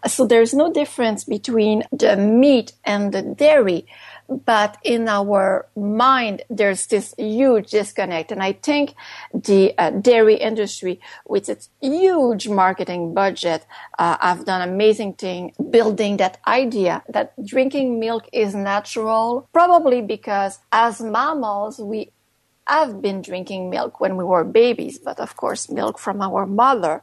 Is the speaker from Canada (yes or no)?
yes; Canada; first language French; English is a second language; also born or lived in Montreal; I'm based in Montreal. I'm a French Canadian writer, so English is my second language